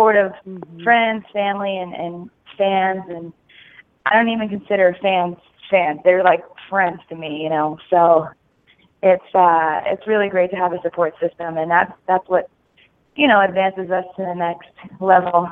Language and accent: English; New York, United States; moved away as an adult; now in Nashville, United States; I'm originally from New York